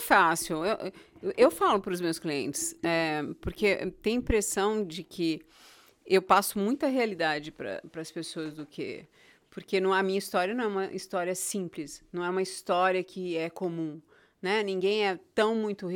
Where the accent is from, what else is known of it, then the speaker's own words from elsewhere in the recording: São Paulo, Brazil; moved away as an adult; also born or lived in Goiânia / Itaparica, Bahia / Europe / Morocco; now in United States; eu vim de São Paulo, eu nasci em São Paulo, mas os últimos 20 anos, onde eu tive minha família, onde eu tive meus filhos, foi Goiânia